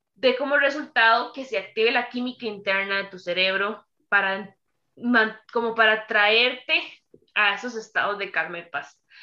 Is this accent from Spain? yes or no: no; Costa Rica; soy tica de Costa Rica